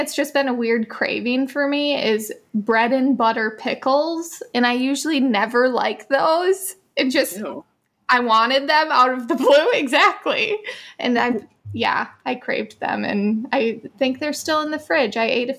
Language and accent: English; Antigo, Wisconsin, United States; moved away; she lives now in my hometown, which is crazy enough. Yeah. So crazy when she's not from Antigo.